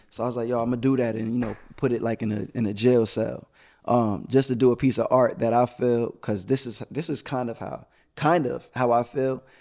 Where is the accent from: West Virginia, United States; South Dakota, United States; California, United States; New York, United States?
New York, United States; New York City; now in Atlanta, United States; I am from Brooklyn, New York